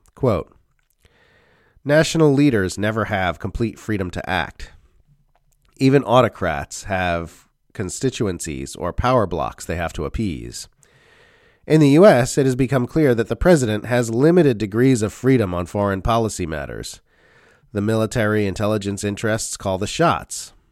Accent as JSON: {"language": "English", "country": "Australia", "said": "As an Australian, I know I live in a member state of the U S centralized empire"}